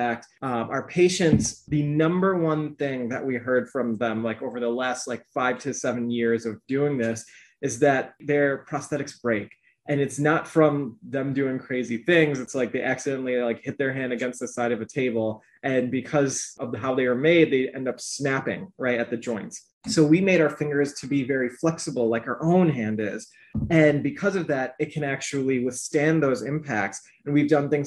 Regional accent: Chicago suburbs, Illinois, United States; my parents are originally from Pakistan, and I was born in the Chicago suburbs along with me and my brothers.

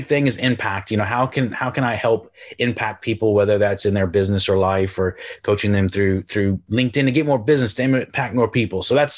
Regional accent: Houston, Texas, United States; moved away as an adult; also born or lived in Galway, Ireland; now in England; Yes, my accent is confused. I'm originally from Houston, Texas. I moved to the Republic of Ireland on the west coast of Ireland near Galway about 16 years ago. And then I live in the north of England now.

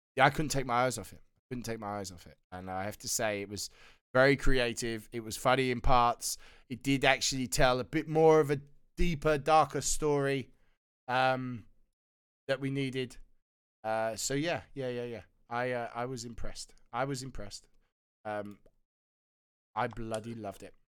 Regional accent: United Kingdom; being a Brit

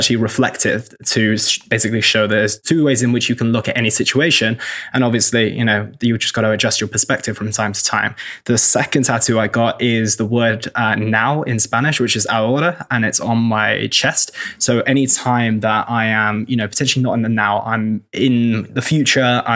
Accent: Oxford, South East England, United Kingdom; moved away as an adult; also born or lived in London / Cheltenham; I'm from the UK. I grew up in Oxford. I lived in London. I lived in Cheltenham for a little while.

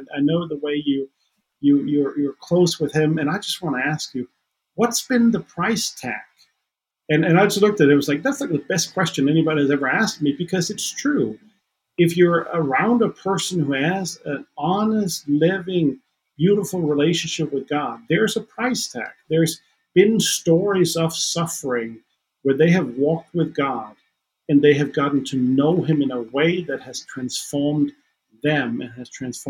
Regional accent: Denmark; first language Danish; English is a second language; now in Nashville, United States; Again, I do speak Danish as my mother tongue, so I can even walk around in a supermarket here in Nashville.

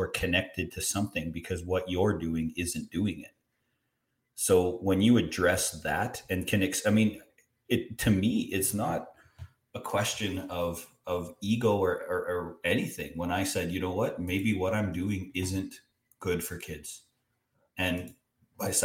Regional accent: Canada; as a Canadian

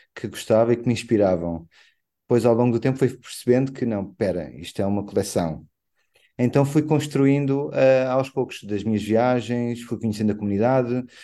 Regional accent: Angola; Como angolano que sou

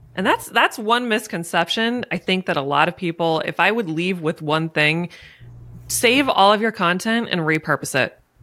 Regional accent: Maryland, United States; moved away as an adult; also born or lived in Pennsylvania; I was leaving Maryland. I was moving to Pennsylvania.

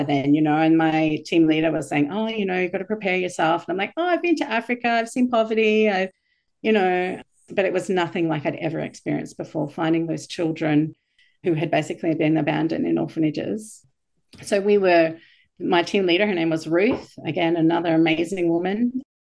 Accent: Bethlehem, West Bank, Palestine; So being a minority Christian growing up in Palestine, you know, in Bethlehem, in the place where Jesus was born.

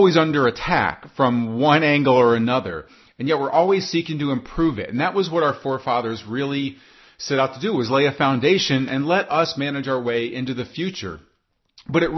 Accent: United States; I'm an American.

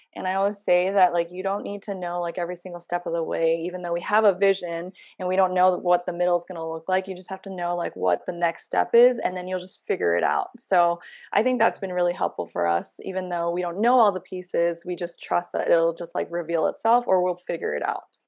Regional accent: New York, United States; moved away as an adult; I'm born and raised in New York

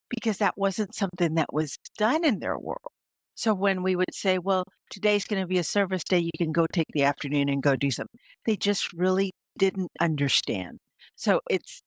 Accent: South Texas, United States; I was born in South Texas

